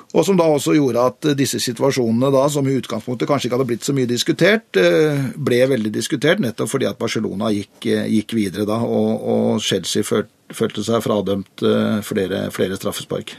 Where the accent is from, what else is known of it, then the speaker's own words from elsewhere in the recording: Oslo, Norway; Sjøl så vokste jeg opp på Lambertseter, gikk på Lambertseter skole